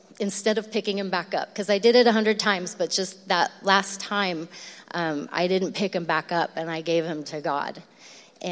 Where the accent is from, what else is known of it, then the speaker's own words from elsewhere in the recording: Lodi, California, United States; we grew up in the Mayberry of Lodi. You know, Lodi doesn't seem like a scary, dark place.